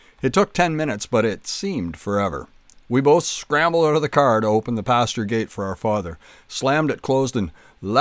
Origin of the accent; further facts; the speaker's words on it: Kemble, Ontario, Canada; growing up in Kemble